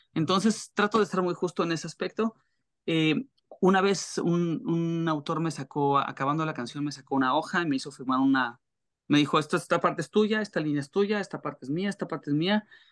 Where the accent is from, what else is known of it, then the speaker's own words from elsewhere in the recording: Torreón, Coahuila, Mexico; moved away as an adult; also born or lived in Mexico City; en Torreón, donde yo nací